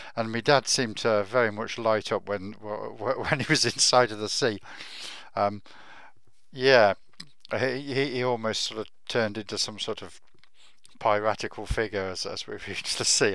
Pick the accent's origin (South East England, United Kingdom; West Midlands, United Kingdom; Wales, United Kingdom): West Midlands, United Kingdom; Warwickshire; I was brought up in Warwickshire, about as far away from the sea as you can get in England